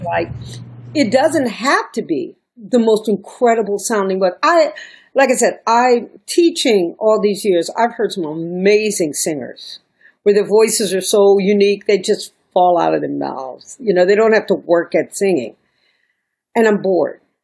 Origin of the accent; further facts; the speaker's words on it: New York, United States; moved away as an adult; also born or lived in Miami; I'm a New Yorker at this time. I'm still New York